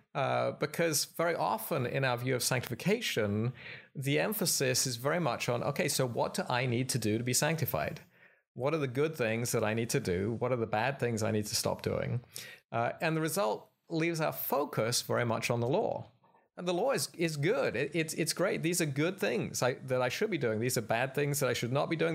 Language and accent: English; United Kingdom; moved away as an adult; also born or lived in Philadelphia, United States / Cambridge, England / Oxford, England; now in Glenside, United States; I'm, uh, from Britain